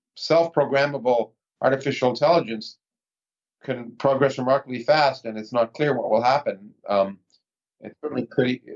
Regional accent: Toronto, Ontario, Canada; moved away as an adult; also born or lived in Ottawa, Canada; now in United States; I was born in the United States, but I grew up in Toronto.

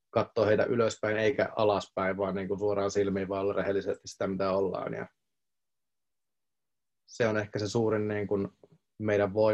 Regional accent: Tampere, Pirkanmaa, Finland; ja mä tuun Tampereelta

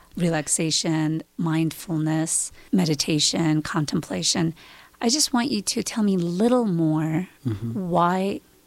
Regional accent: Georgia; English is a second language; moved away; I'm Georgian.

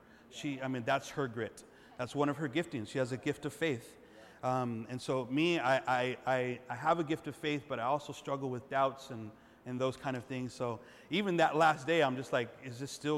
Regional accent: Los Angeles, California, United States; moved away; I'm from East Los.

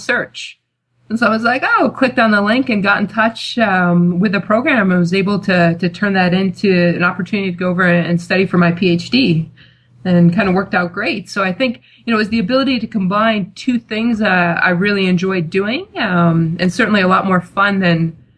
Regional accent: United States; also born or lived in Loughborough; I am American

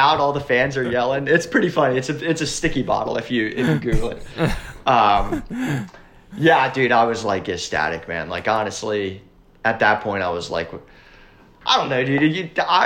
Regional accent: York County, Pennsylvania, United States; also born or lived in Marietta, Pennsylvania; I grew up in York County, which is like across the river

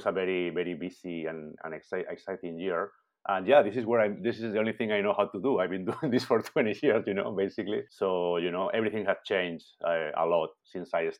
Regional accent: Spain; moved away as an adult; also born or lived in London / Vancouver; now in Montreal, Canada; I'm from Spain

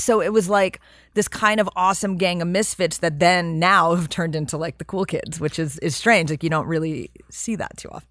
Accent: New York City, New York, United States; I grew up in New York and in Manhattan

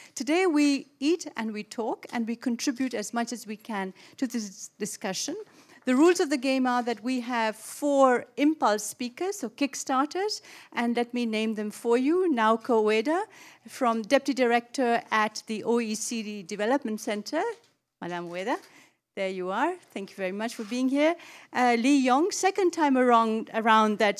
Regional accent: Pakistan; moved away; I was born in Pakistan

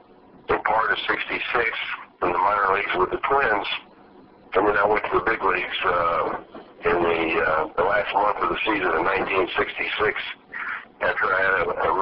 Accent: Fort Worth, Texas, United States; I'm from the Fort Worth area.

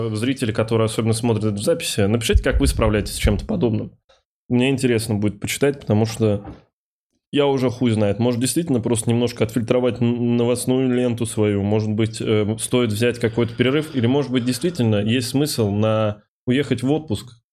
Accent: Kovrov, Vladimir Oblast, Russia; moved away; если брать Ковров и Москву, я когда из Коврова уезжал, я в том числе уезжал не помимо там учебы и прекрасной там инфраструктуры и всего остального по сравнению с Ковровым

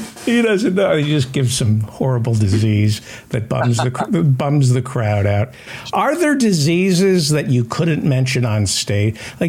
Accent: the South, United States; But I'm from the South

